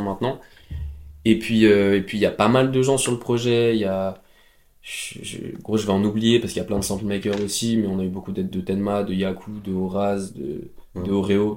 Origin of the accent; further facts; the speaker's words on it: Drôme, Auvergne-Rhône-Alpes, France; now in Paris, France; dans ma maison euh, dans la Drôme